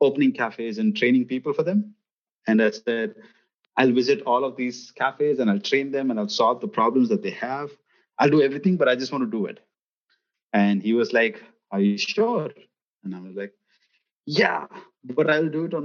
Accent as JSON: {"language": "English", "region": "Gujarat", "country": "India", "also_born_or_lived": "United States / Middle East / Azerbaijan", "said": "I come from a state in the west of the country, which is called as Gujarat"}